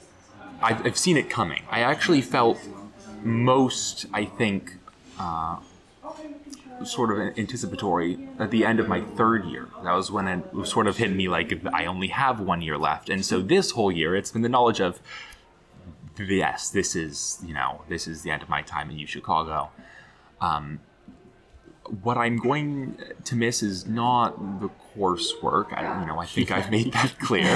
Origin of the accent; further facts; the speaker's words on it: Florida, United States; moved away as an adult; now in Chicago, United States; growing up in Florida, which had sort of eternal summer